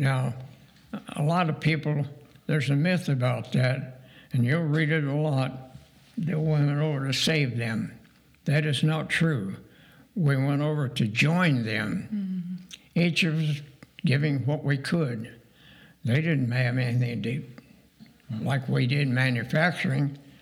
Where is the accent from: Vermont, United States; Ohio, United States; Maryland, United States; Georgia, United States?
Ohio, United States; Dayton; also born or lived in Portage, Pennsylvania / Indiana; I grew up in North Dayton